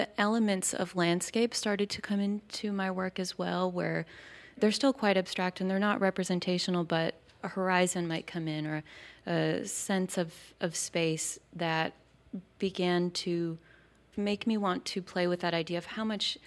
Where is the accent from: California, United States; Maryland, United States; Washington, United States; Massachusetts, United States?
Massachusetts, United States; moved away as an adult; also born or lived in Boston / New Mexico / South America / Nepal; now in Key West, United States; growing up in Massachusetts in the New England area